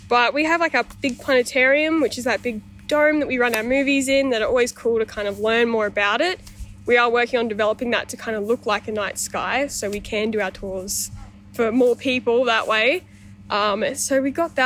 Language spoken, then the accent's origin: English; Toowoomba, Queensland, Australia; moved away as an adult; from Toowoomba, so not too far out of here